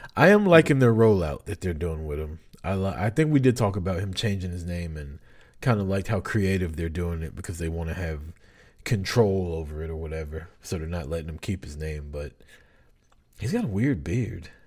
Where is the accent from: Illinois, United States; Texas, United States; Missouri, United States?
Missouri, United States; I'm from Missouri, man. I'm from the Show Me State